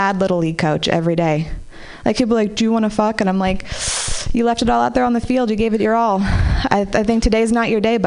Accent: Marin City, California, United States; I grew up in Marin City

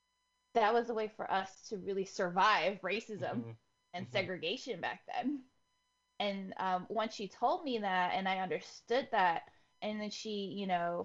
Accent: Bay Area, California, United States; our family was a very unique kind of Filipino American. Growing up in the Bay Area, there's a lot of Filipinos, like from Daly City down to San Jose up to like Vallejo.

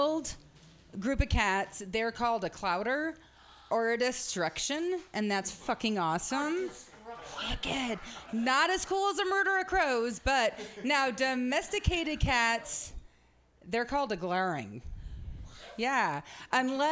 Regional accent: Medford, Oregon, United States; I am from Medford, Oregon

